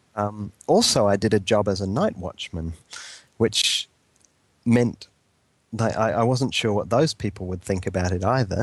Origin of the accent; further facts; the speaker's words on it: New Zealand; moved away; I went back to New Zealand